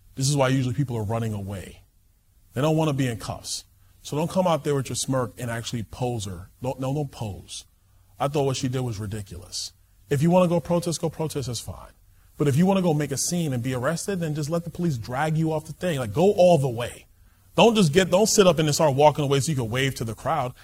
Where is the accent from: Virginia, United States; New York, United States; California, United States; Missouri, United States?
New York, United States; New York City; I'm from Brooklyn, New York